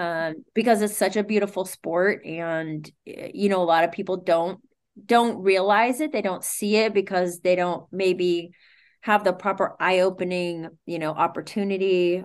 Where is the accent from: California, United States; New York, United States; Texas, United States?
California, United States; Sacramento; moved away as an adult; now in Santa Monica, United States; I'm born and raised in Sacramento, Sac Town.